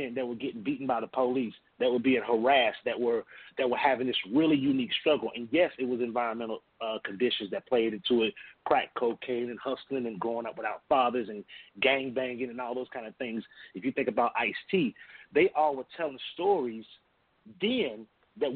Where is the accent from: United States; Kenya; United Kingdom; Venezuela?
United States; Atlanta, Georgia; I was raised in Atlanta.